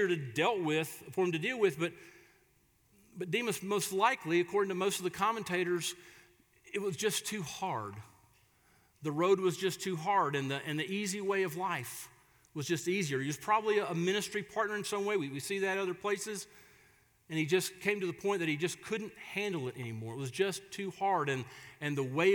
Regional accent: Florida, United States; moved away; my hometown down in Florida

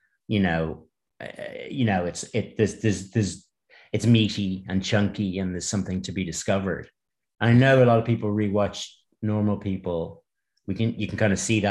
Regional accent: Ireland; I'm Irish and I grew up here

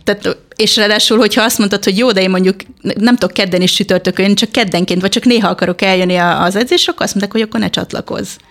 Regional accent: Hungary; moved away; magyar vagyok elvileg

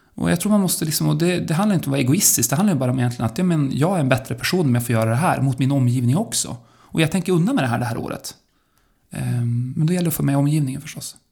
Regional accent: Örnsköldsvik, Västernorrland County, Sweden; när jag växte upp i Örnsköldsvik

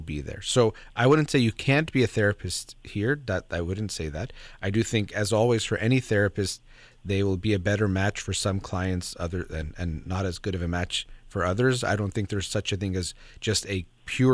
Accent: United States; I was born in the United States

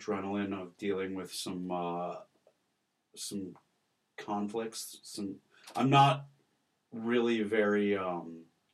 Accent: West Bloomfield, Michigan, United States; also born or lived in Ohio; I was born in Ohio, and as soon as he graduated, we moved back to a suburb of Detroit called West Bloomfield

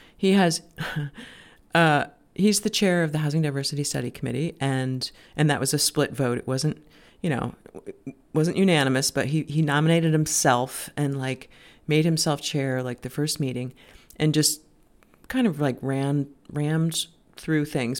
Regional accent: Cape Elizabeth, Maine, United States; I'm in my Cape Elizabeth studio, and it's been a crazy few weeks in my hometown

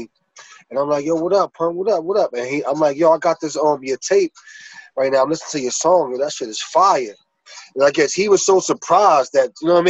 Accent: New York City, New York, United States; from Prospect. From Prospect Avenue, born and raised

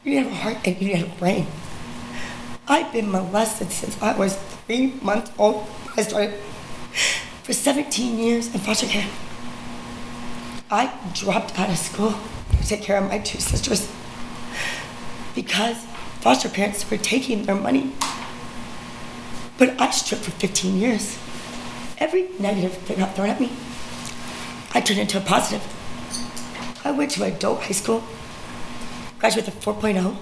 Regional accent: Missouri, United States; now in Lawrence, United States; I'm originally from a small town called Better Plains, Missouri

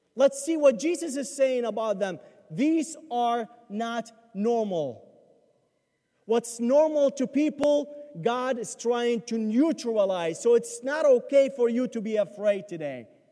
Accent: Baghdad, Baghdad Governorate, Iraq; moved away; I grew up in Baghdad, where Christians are minority

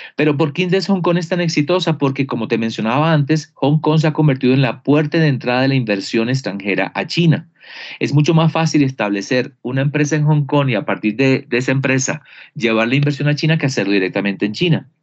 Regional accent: Barranquilla, Atlántico, Colombia; Yo soy de Barranquilla, de la Universidad del Norte, provincia

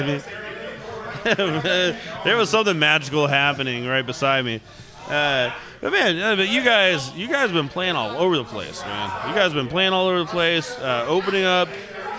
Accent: Humble, Texas, United States; I grew up in Humble

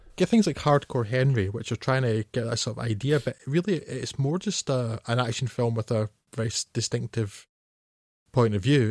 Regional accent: Scotland, United Kingdom; I, being Scottish

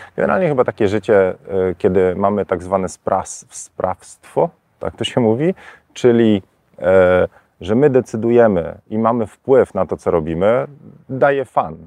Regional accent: Warsaw, Masovian Voivodeship, Poland; now in Tenerife, Spain; jestem z Warszawy

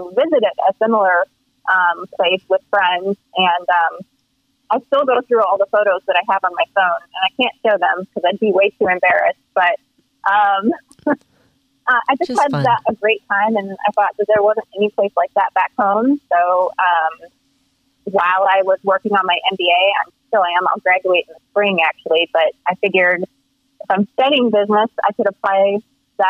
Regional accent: Central Illinois, United States; I'm from Central Illinois

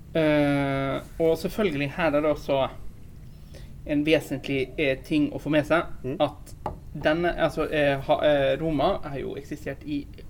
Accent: Bergen, Vestland, Norway; jeg kommer fra Bergen

